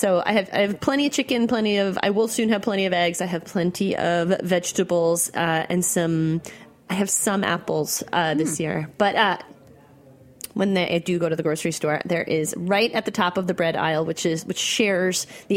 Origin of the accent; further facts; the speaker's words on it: New York, United States; I'm a New Yorker.